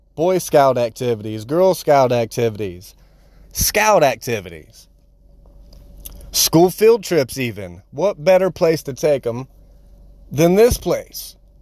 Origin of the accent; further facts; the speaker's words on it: Marion, Ohio, United States; Here in my hometown, I'm from Marion